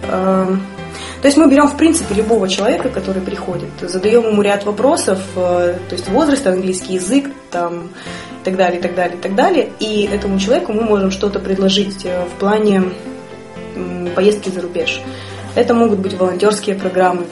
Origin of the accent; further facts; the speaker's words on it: Yekaterinburg, Sverdlovsk Oblast, Russia; я выросла, родилась, выросла в Екатеринбурге